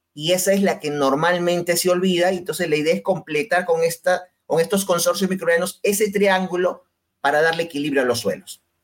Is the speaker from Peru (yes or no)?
yes; Peru; en mi país